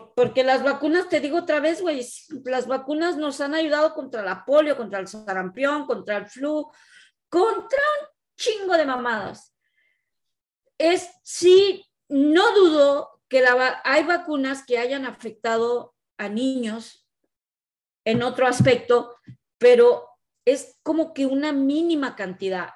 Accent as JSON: {"language": "Spanish", "country": "Mexico", "moved": "yes", "lives_now": "Canada", "said": "nosotras como mexicanas"}